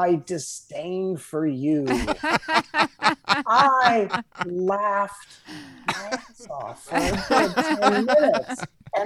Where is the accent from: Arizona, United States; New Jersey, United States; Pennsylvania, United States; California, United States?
California, United States; Southern; I grew up in Southern California